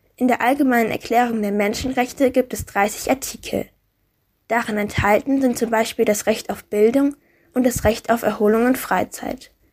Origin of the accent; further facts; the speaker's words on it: Germany; Bei uns in Deutschland